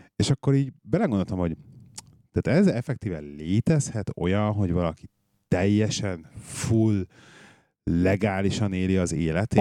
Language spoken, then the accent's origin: Hungarian; Budapest, Hungary; moved away as an adult; now in England; a városban nőttem föl, és hiányzik a város